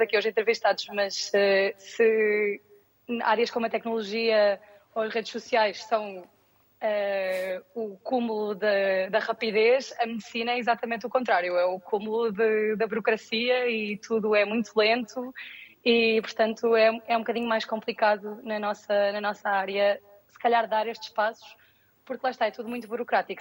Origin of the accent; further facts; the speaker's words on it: Lisbon, Portugal; moved away as an adult; now in Valencia, Spain; sou de Lisboa